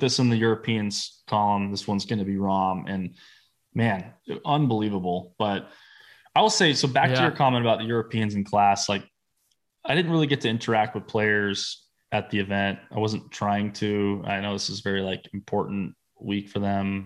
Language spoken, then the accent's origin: English; United States; I'm American